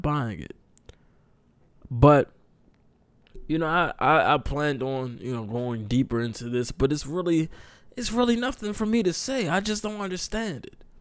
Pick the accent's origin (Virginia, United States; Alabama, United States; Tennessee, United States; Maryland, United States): Maryland, United States; I'm from Maryland